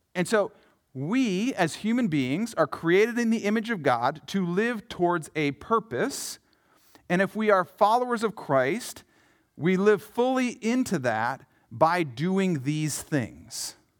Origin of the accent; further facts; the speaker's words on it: Yankton, South Dakota, United States; I grew up in Yankton, South Dakota, home of the Bucks and the Gazelles